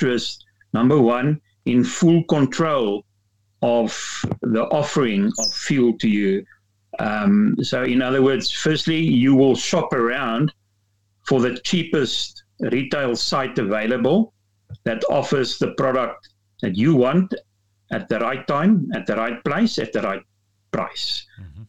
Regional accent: South Africa; we as South African motorists and citizens

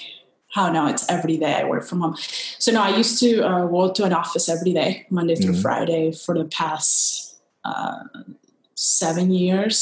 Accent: Guayaquil, Guayas, Ecuador; moved away as an adult; now in Washington, D.C., United States; I'm originally from Ecuador, a town in Ecuador near the Pacific coast, Guayaquil. I grew up there, all my family's there

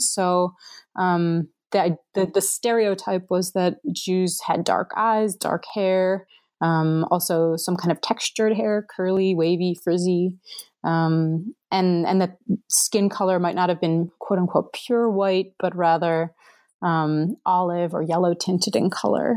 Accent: Cleveland, Ohio, United States; moved away as an adult; now in Gettysburg, United States; I'm originally from Cleveland, Ohio

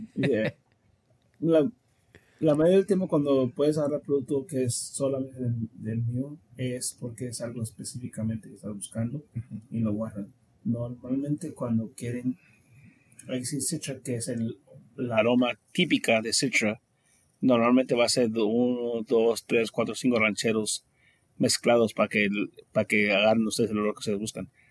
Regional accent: United States; yo soy primera generación americano

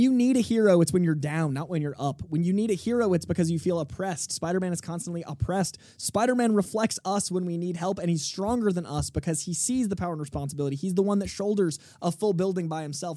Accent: Boston, Massachusetts, United States; as a Bostonian

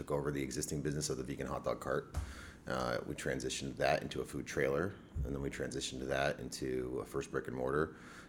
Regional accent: Florida, United States; Well, I come from an Army family, so I don't really come from anywhere specifically. You know, I was raised an Army brat, kind of to Central Florida in the early 90s.

